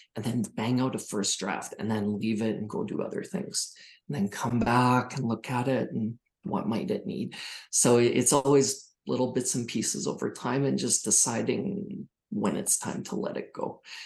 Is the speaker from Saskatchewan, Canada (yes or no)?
yes; small town Saskatchewan, Canada; moved away; I'm from small town Saskatchewan originally, 800 people in my hometown.